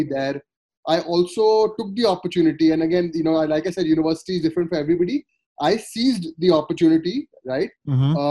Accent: Kolkata, West Bengal, India; moved away as an adult; also born or lived in Sonipat; I grew up in Calcutta

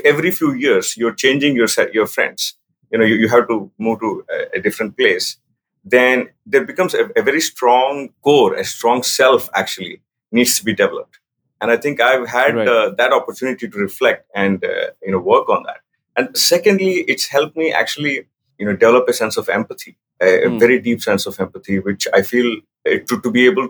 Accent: Andhra Pradesh, India; also born or lived in Delhi; So, my upbringing was all over the place, but more in India. So, I grew up mostly in Andhra Pradesh, what was in Andhra Pradesh, including Tirupati, Vizag, Hyderabad.

